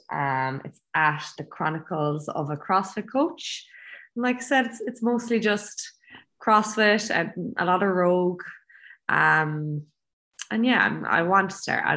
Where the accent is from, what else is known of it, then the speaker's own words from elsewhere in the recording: Ireland; moved away as an adult; also born or lived in Abu Dhabi; now in Chiang Mai, Thailand; I'm the only Irish person in the gym right now